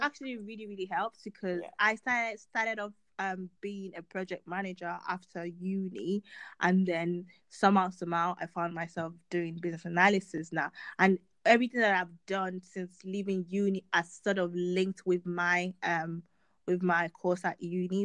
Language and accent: English; Nigeria; as a Nigerian, you know, child